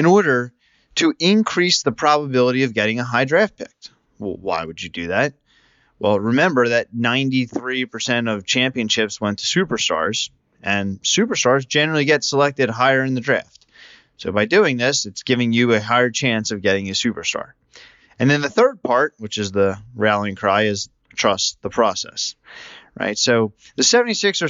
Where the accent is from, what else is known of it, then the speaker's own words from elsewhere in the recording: Philadelphia, Pennsylvania, United States; As a native Philadelphian